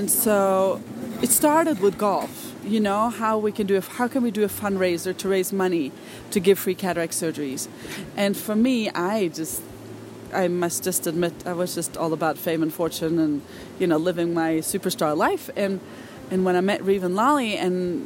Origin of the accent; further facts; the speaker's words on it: Norway; I'm from Norway